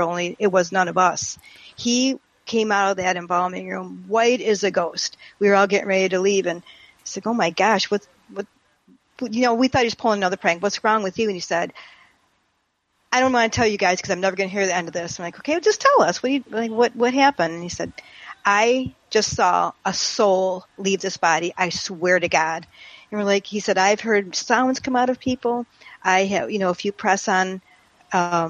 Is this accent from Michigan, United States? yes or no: yes; St. Clair Shores, Michigan, United States; now in Palm Beach Gardens, United States; where I grew up in St. Clair Shores, Michigan